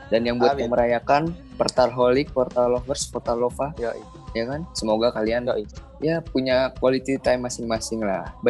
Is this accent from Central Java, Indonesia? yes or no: no; West Java, Indonesia; Gue orang Sunda. Ya, ya gue orang Sunda.